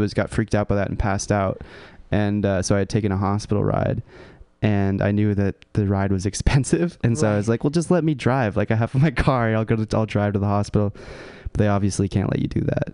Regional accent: California, United States; I grew up in California. I was like a hippie, like La Honda kind of guy

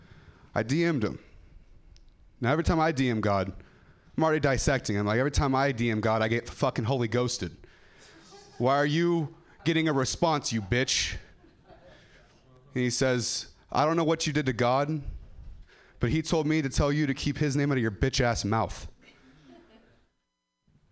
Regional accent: Ripon, California, United States; I'm from Ripon

